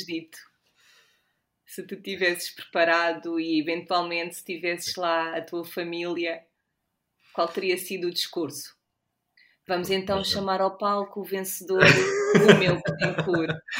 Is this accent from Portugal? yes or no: yes; Portugal; nós, enquanto, enquanto portugueses